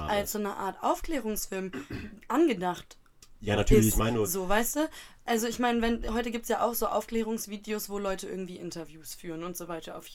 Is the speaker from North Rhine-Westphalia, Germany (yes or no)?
yes; Bochum, North Rhine-Westphalia, Germany; accent: Ruhrpott slang; Was für ein Dorfding? Ich komme aus Bochum.